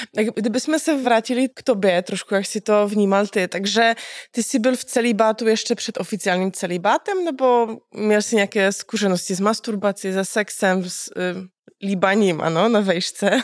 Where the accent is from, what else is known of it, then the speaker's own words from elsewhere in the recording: Cieszyn Silesia, Silesian Voivodeship, Poland; now in Czech Republic; Já jsem zrovna z Těšinského Slezska